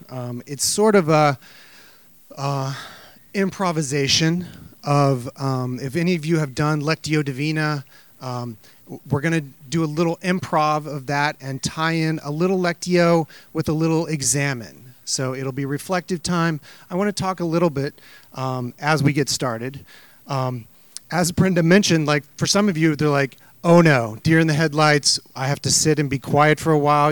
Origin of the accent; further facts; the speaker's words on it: Midwest, United States; now in Maryland, United States; I was raised in the Midwest and I love kind of coming back here. I live in Maryland now